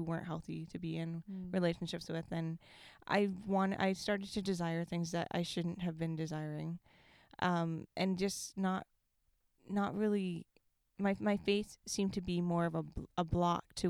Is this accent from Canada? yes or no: yes; Comox, British Columbia, Canada; I grew up in Comox. This is my hometown. I grew up here